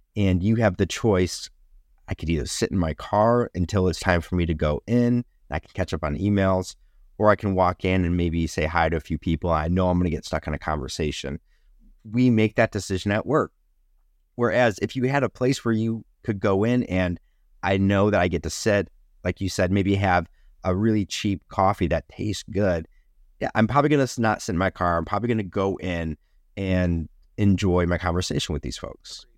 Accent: Rochester, New York, United States; Kodak um, in my hometown used to be uh, everybody worked for Kodak in this area. And they had multiple buildings spread across Rochester

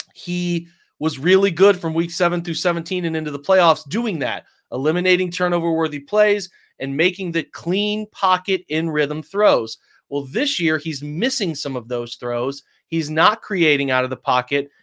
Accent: England, United Kingdom; I'm an English guy

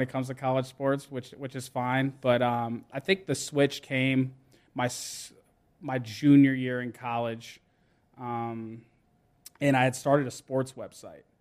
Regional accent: Johns Creek, Georgia, United States; I grew up in Johns Creek, Georgia

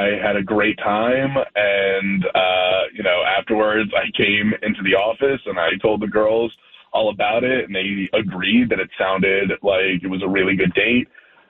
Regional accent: Chicago, Illinois, United States; moved away as an adult; we're actually both from the Chicago area. We moved here for jobs about 10 years ago. We both really love it here, but we miss Chicago

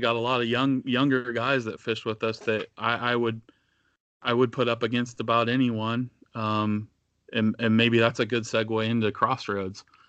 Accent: Northeast Indiana, United States; I grew up in Northeast Indiana

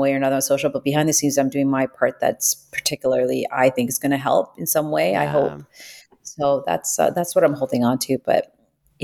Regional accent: Toronto, Ontario, Canada; I grew up in Toronto, downtown Toronto

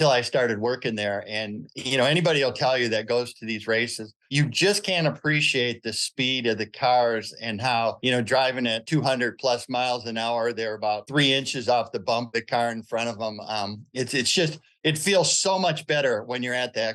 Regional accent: Dearborn, Michigan, United States; also born or lived in Rogers City, Michigan; I actually ended up growing up in Dearborn with my grandmother

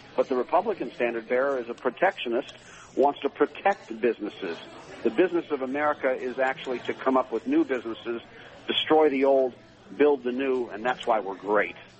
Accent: Akron, Ohio, United States; I grew up in Akron, Ohio

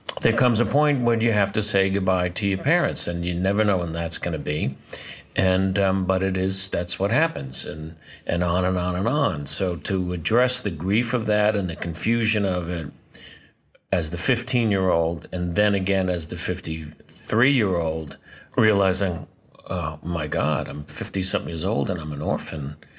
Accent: New York City, New York, United States; I was born in New York City, Doctor's Hospital, March 14th, 1948.

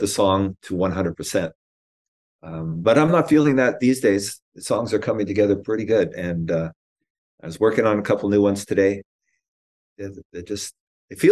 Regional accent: Canada; being a Canadian

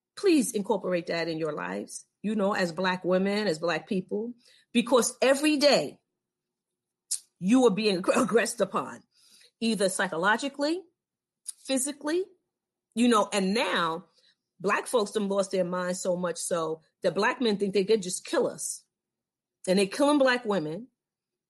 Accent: New York, United States; moved away; I'm from New York

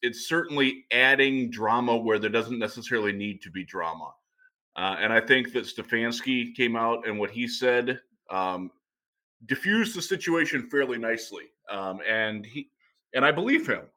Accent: Cleveland, Ohio, United States; I'm from Cleveland

